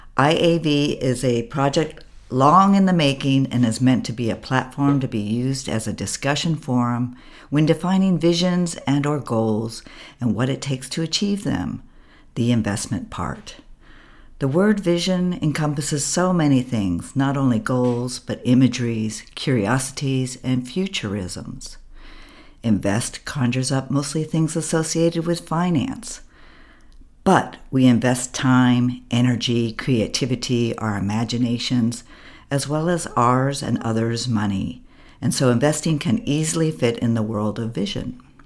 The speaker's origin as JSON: {"language": "English", "country": "United States", "moved": "as an adult", "lives_now": "Berlin, Germany", "said": "an American abroad"}